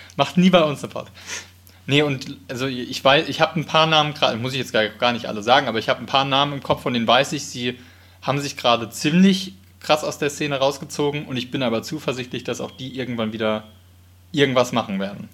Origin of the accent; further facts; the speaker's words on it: Wiesbaden, Hesse, Germany; Ich bin in Wiesbaden aufgewachsen